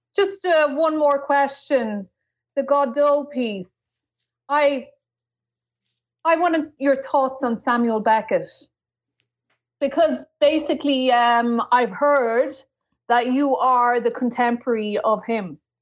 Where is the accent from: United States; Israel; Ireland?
Ireland; I am Irish